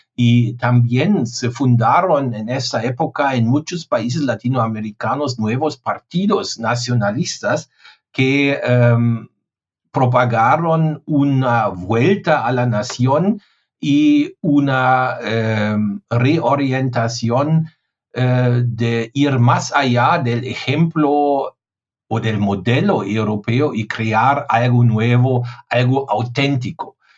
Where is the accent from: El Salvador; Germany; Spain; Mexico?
Germany; Spanish is a second language; mi país